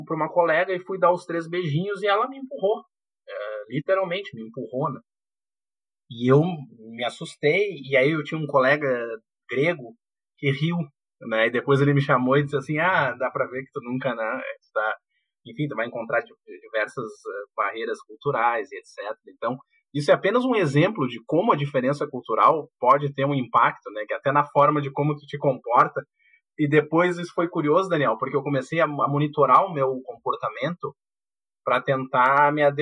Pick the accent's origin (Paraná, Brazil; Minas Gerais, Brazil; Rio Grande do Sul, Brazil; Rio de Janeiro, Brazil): Rio Grande do Sul, Brazil; Porto Alegre; moved away as an adult; eu nasci no, em Porto Alegre, cri, me criei em Porto Alegre e, e, e, até então eu tinha aí, sei lá, em torno de 20, um pouco, um pouco mais de 20 anos de idade. Eu eu fui para a Inglaterra, primeira vez que eu tinha saído do país